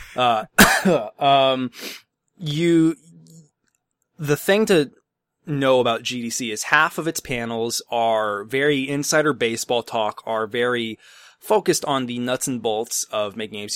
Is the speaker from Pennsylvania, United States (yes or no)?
no; Chicago, Illinois, United States; I'm from the Chicago area